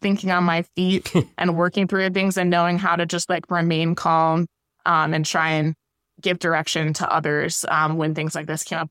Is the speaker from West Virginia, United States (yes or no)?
yes; West Virginia, United States; moved away as an adult; now in Syracuse, United States; I'm from West Virginia